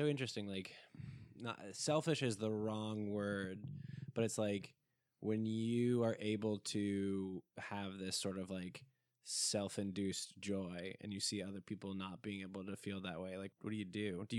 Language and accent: English; Nashville, Tennessee, United States; born there; I was born on March 20th, 1990 in Nashville, Tennessee.